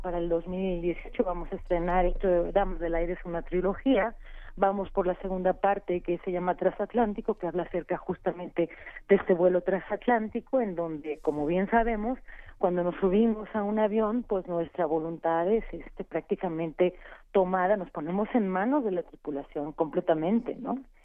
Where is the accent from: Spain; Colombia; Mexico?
Mexico; lo que somos como mexicanos contemporáneos, como mexicanas